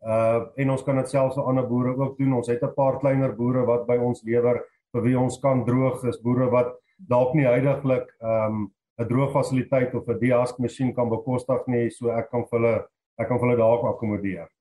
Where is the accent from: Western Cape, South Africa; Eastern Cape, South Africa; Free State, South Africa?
Free State, South Africa; moved away as an adult; also born or lived in Lowveld, Mpumalanga; now in Mpumalanga, South Africa; 2005 het ek Laagveld toe getrek uh, van die Vrystaat af. Ek is ou Vrystater.